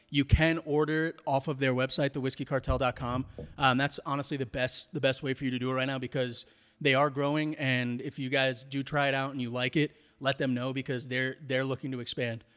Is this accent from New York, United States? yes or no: yes; New York, United States; now in Colorado, United States; growing up in New York